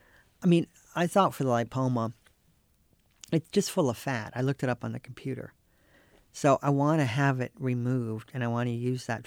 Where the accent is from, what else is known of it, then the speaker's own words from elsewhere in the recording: North Carolina, United States; When I was growing up in North Carolina, like our class took a field trip to the cigarette factories in Durham.